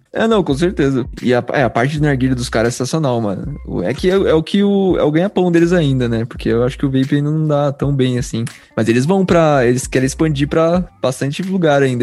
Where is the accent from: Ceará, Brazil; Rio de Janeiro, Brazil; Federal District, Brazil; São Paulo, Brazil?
São Paulo, Brazil; Bragança Paulista; Eu sou de Bragança Paulista, São Paulo